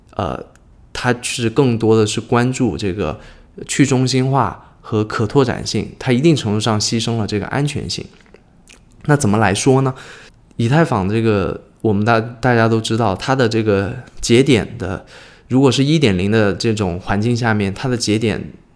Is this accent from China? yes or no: yes; China; 我们中国人很多人称之为叫柚子嘛